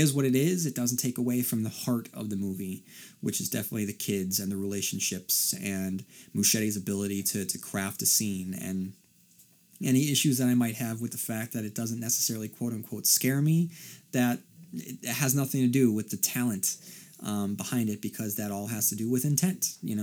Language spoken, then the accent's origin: English; Port Hope, Ontario, Canada; to hear your thoughts on the town they used for Derry, Port Hope, Ontario. Port Hope happens to be my hometown.